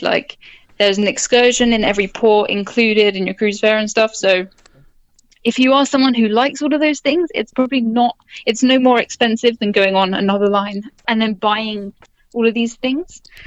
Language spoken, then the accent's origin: English; United Kingdom; I'm from Britain